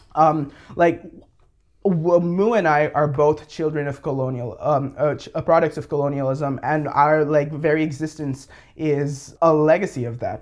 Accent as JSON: {"language": "English", "country": "Bangladesh", "tie": "born or raised there", "said": "I'm from Bangladesh, born and raised, uh, grew up there."}